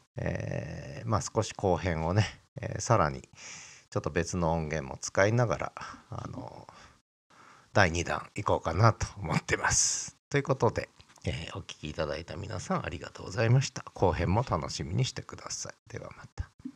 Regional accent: Kanto, Japan; moved away as an adult; also born or lived in Nagoya, Japan; now in Sapporo, Japan; 私は関東出身なんですけども

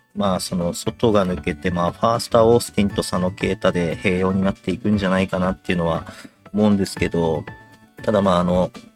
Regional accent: Yokohama, Kanagawa, Japan; 僕、親父も僕、まあ、横浜出身なんですけども

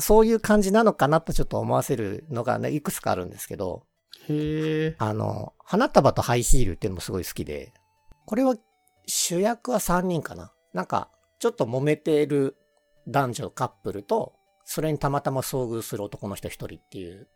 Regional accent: Kansai, Japan; now in Tokyo, Japan; 関西出身なんで、うんうん、あの、学生時代は、あの、夕方とか土日とかお笑い番組ばっかり

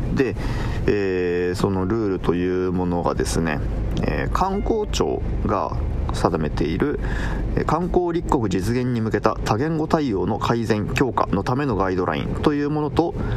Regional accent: Kumamoto, Japan; ちなみに僕は熊本、出身が熊本なので

